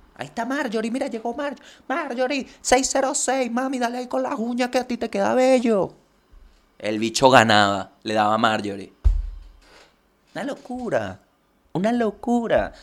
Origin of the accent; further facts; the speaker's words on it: Venezuela; yo recuerdo que la gente le tiene una fe a la lotería en mi país